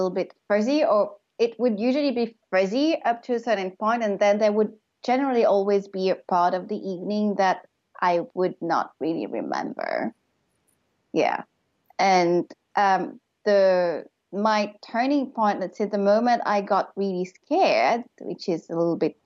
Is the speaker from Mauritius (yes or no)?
yes; Mauritius; moved away; I moved to Mauritius, which is my home country, but I had been living abroad